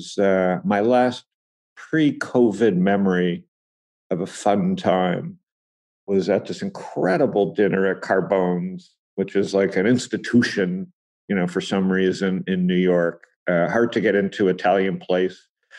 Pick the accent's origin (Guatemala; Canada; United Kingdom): Canada; Toronto, Ontario; I'm from Toronto